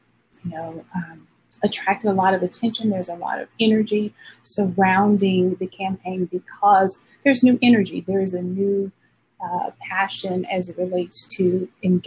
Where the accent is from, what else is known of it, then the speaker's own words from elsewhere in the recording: Alabama, United States; I grew up in the South in Alabama